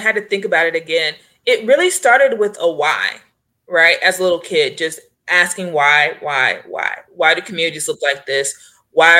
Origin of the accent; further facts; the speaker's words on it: Kansas City, Missouri, United States; I am from, born and raised in Kansas City, Missouri.